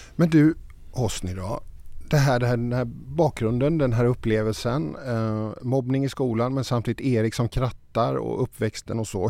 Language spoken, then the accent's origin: Swedish; Småland, Sweden; Född i Småland